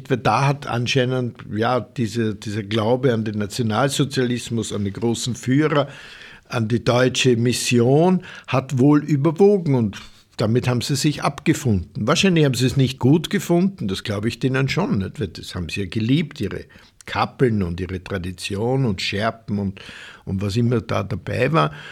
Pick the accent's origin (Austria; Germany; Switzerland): Austria; Upper Austria; das ist ein ein Burschenschaftler aus Oberösterreich, also meine Heimat